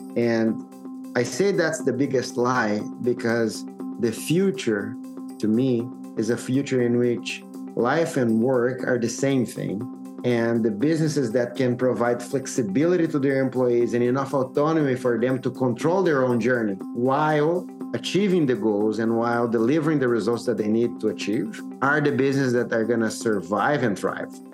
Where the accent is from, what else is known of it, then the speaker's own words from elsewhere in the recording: Brazil; I'm originally from Brazil